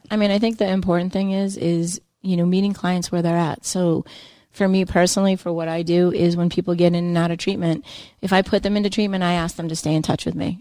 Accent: Nantucket, Massachusetts, United States; I grew up on Nantucket

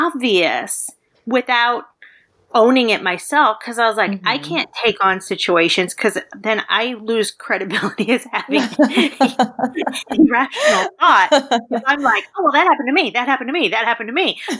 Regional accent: Midwest, United States; I grew up in the Midwest

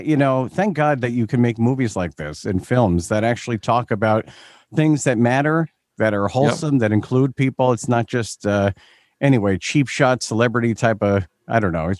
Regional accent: Long Island, New York, United States; I grew up in Long Island, New York.

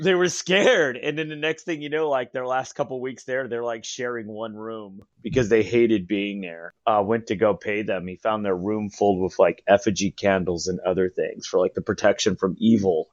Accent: San Diego, California, United States; I'm a San Diego native

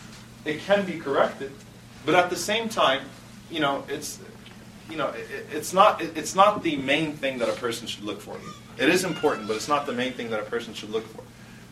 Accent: Texas, United States; I'm from Texas, you got big, big, big, big, big houses for what you guys would pay for an apartment, you know?

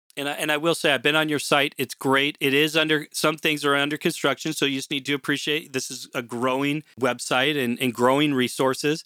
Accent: Portland, Oregon, United States; moved away as an adult; now in Canada; I'm originally from Portland, Oregon

